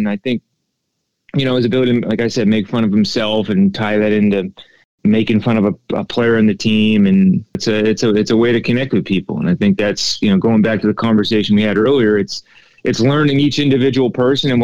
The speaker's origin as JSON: {"language": "English", "region": "New England", "country": "United States", "tie": "born or raised there", "said": "growing up in New England"}